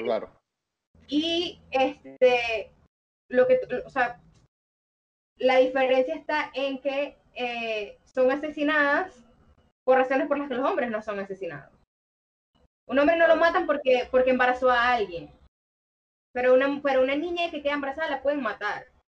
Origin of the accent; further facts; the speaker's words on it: Maracaibo, Zulia, Venezuela; now in Caracas, Venezuela; soy maracucha, pero vivo en Caracas desde hace ya un buen rato